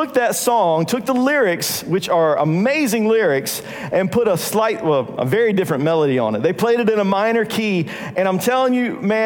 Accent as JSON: {"language": "English", "region": "North Carolina", "country": "United States", "said": "we're from North Carolina"}